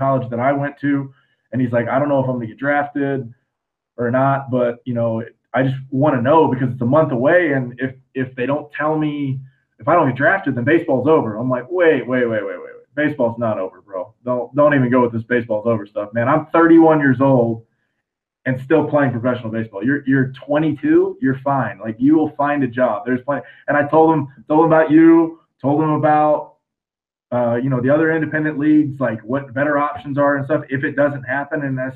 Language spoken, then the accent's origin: English; Florida, United States; I'm from the small town of Florida